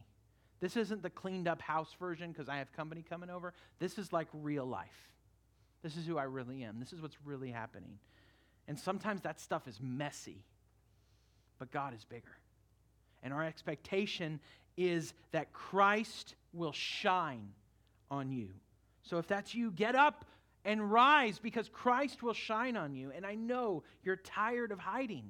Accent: California, United States; moved away; I grew up in California

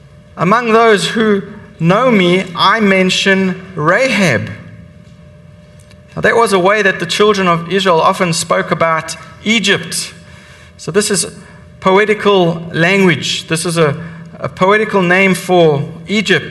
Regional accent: South Africa; I'm South African. I grew up and I was raised in that apartheid system

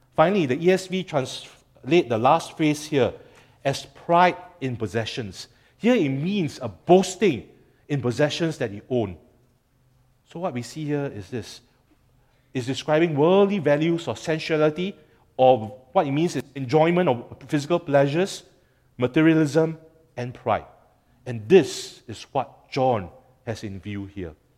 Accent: Singapore; as a Singaporean

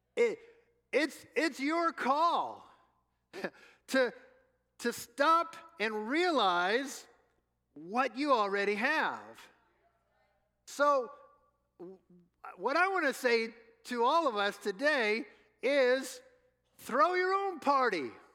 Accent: New Orleans, Louisiana, United States; moved away; we're from New Orleans, home of the New Orleans Saints

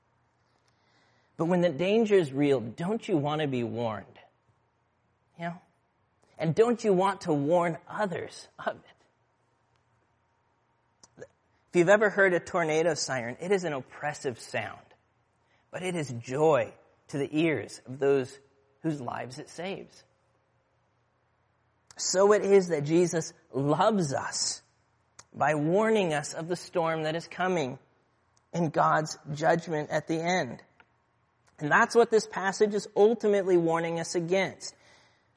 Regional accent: Aurora, Midwest, United States; moved away; Where I grew up in the Midwest, tornado warnings were a relatively common occurrence. In my hometown of Aurora

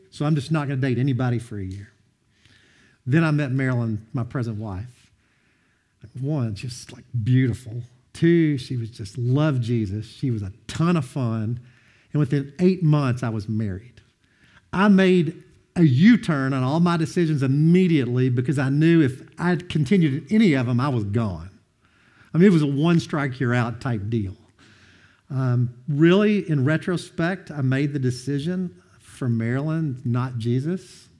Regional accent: Madisonville, Kentucky, United States; I'm from Madison, North Hopkins High School, where it's where I went to school

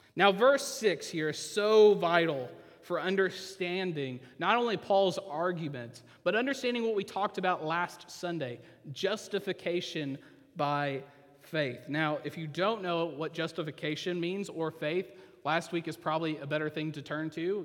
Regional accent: Oklahoma, United States; I'm from Oklahoma

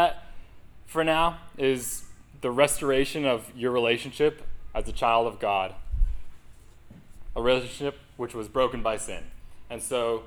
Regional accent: New England, United States; moved away; growing up in New England

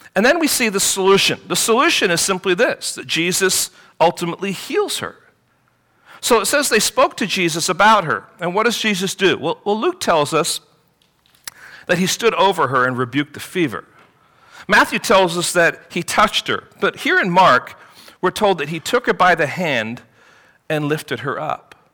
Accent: England, United Kingdom; growing up in England

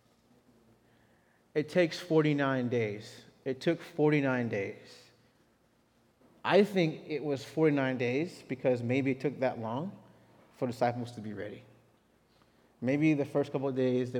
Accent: Texas, United States; as a Texan

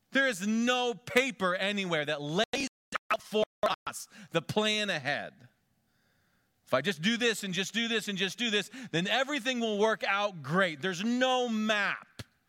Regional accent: Conneautville, Pennsylvania, United States; moved away as an adult; also born or lived in Big Sandy, Texas; my hometown of Conneauttville, Pennsylvania

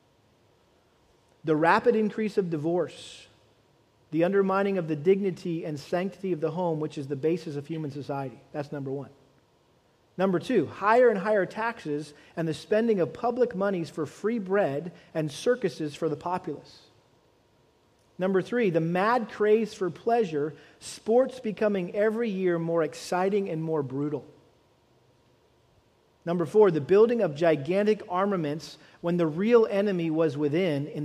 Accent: United States; as Americans.

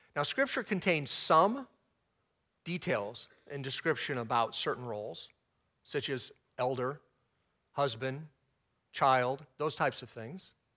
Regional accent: Texas, United States; I'm not prone to Southern speak, even though I was born in Texas

